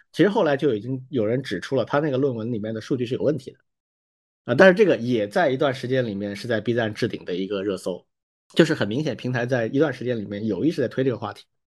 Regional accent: Wuhan, Hubei, China; first language Chinese; 我是武汉人啊，我武大的

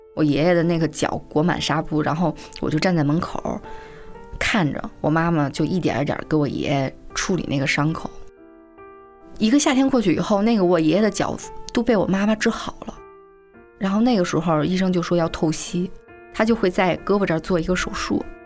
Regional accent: Beijing, China; 我是北京人

